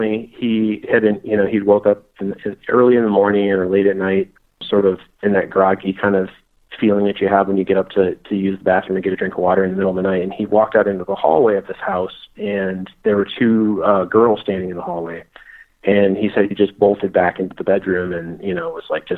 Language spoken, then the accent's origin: English; Crown Point, Indiana, United States; whenever I was a kid growing up in Northwest Indiana